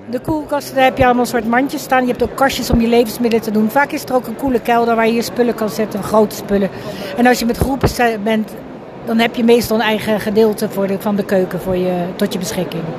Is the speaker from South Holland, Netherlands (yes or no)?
yes; The Hague, South Holland, Netherlands; kom uit Den Haag